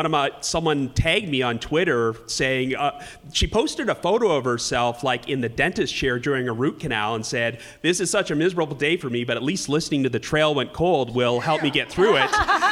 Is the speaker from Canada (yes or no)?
yes; Canada; I know it's kind of a shame for me to say this as a Canadian